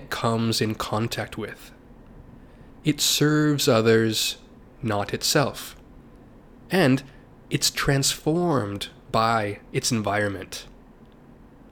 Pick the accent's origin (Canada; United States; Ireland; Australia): United States; my home country of the United States